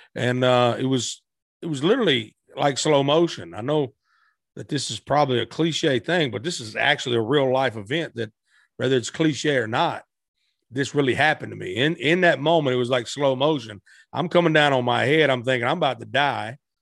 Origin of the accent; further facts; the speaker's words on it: Blytheville, Arkansas, United States; also born or lived in Tennessee / West Memphis, Arkansas; I was born in Tennessee, raised in Arkansas